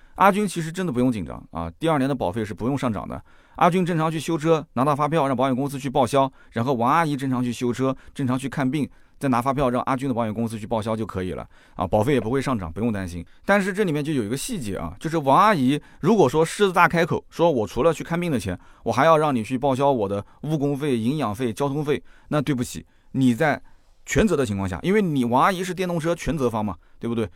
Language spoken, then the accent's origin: Chinese; Jiangsu, China; 在我们江苏这边呢